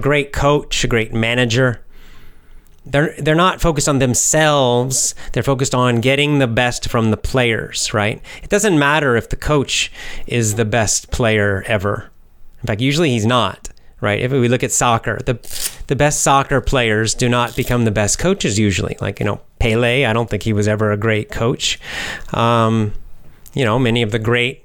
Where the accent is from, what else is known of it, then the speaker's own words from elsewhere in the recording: United States; Yes, I'm American